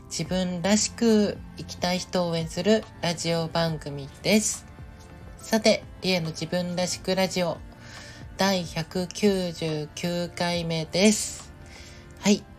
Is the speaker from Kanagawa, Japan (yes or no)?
no; Nagoya, Aichi, Japan; moved away; 今日から地元の名古屋にちょっと戻るんですよ